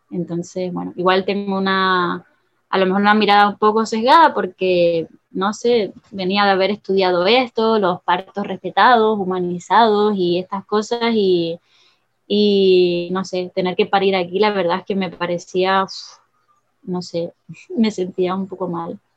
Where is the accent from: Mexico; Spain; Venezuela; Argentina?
Spain; Gran Canaria, Canary Islands; first language Spanish; moved away as an adult; also born or lived in Tenerife; now in Trinidad and Tobago; yo soy canaria y mm, crecí en Canarias hasta los, bueno, en Gran Canaria hasta los 17 años, luego fui a estudiar a Tenerife